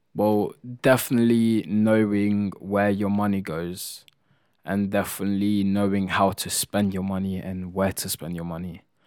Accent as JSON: {"language": "English", "country": "Italy", "moved": "yes", "said": "I come from Italy and that's what we do, we just like to cook"}